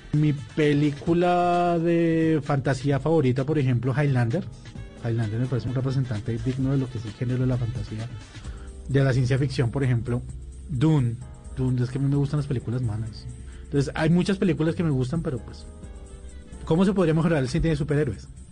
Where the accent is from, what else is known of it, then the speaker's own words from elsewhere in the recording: Colombia; nosotros como colombianos